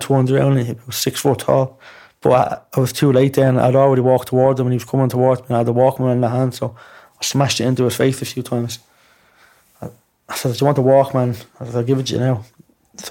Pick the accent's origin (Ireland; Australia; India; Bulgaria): Ireland; Dublin, Leinster; also born or lived in Blanchardstown; I was from Ballymun